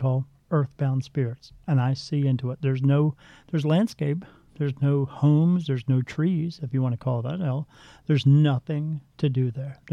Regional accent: Ireland; I'm Irish.

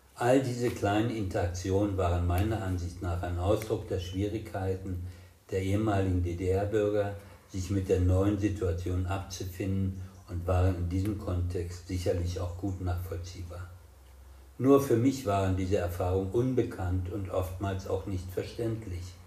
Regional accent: West Germany, Germany; also born or lived in Marburg / Rostock; nicht den arroganten Wessi heraushängen zu lassen

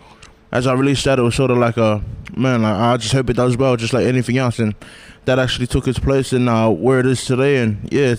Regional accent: Blacktown, New South Wales, Australia; also born or lived in New Zealand / Mount Druitt; Yeah, so I was actually born in NZ. I resided in Mount Druitt, Western Sydney, and I stayed there for about 5 years, and then I moved to Blacktown, and I've been there ever since. So yeah, West Sydney's home, but also New Zealand too.

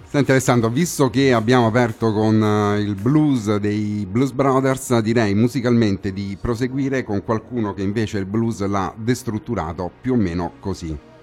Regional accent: Rome, Lazio, Italy; qui in studio a Roma, come si dice qui dalle nostre parti

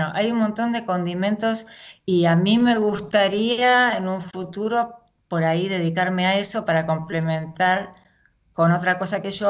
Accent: Buenos Aires, Argentina; Sí, sí, soy de Argentina, eh, nací, viví toda mi vida y sigo viviendo en Capital, en la ciudad de Buenos Aires, y en estos momentos estoy viviendo en el barrio de Belgrano.

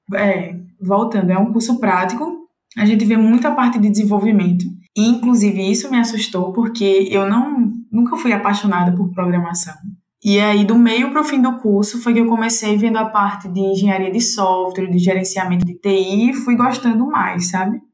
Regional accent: João Pessoa, Paraíba, Brazil; moved away as an adult; now in Recife, Brazil; eu sou de João Pessoa, Paraíba

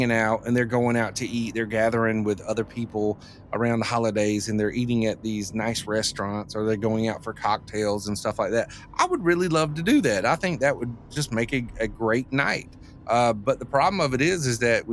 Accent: the South, United States; growing up in the South

